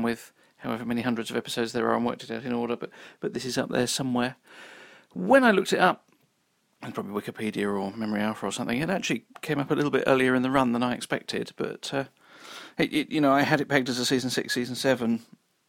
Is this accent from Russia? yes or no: no; United Kingdom; I'm British and therefore, by definition, grew up on a diet of Doctor Who and time travel